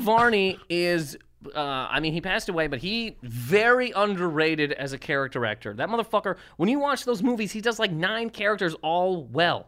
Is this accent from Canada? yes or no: yes; Nova Scotia, Canada; now in United States; where I'm from in Nova Scotia